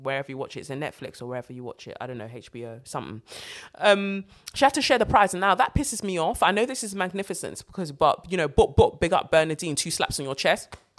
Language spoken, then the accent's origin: English; London, United Kingdom; as a black British girl, like as a Londoner